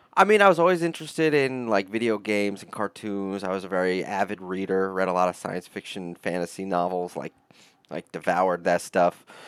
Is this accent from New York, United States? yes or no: yes; upstate New York, United States; I grew up in upstate New York, about two hours north of the city, mixed with uh, a lot of time in the city itself, in New York City